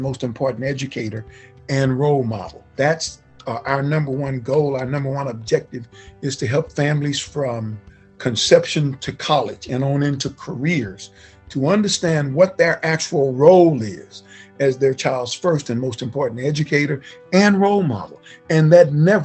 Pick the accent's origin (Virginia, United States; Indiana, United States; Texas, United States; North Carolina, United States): Texas, United States; Galena Park; I grew up in Galena Park in the small community of Galena Manor, Fidelity